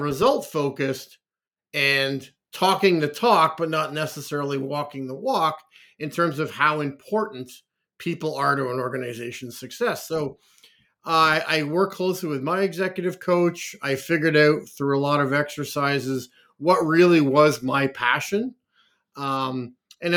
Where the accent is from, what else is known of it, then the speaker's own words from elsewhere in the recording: Canada; also born or lived in Liverpool, England / Oakville, Ontario; I was born in Liverpool, England, and have grown up most of my life and lived in Canada